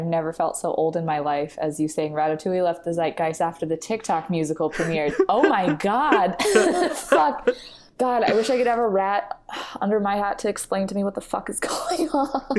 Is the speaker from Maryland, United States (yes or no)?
yes; Maryland, United States; I think I grew up in the best possible zoo zone, or like zoo aquarium zone, because I grew up in Maryland, and so I was like right outside DC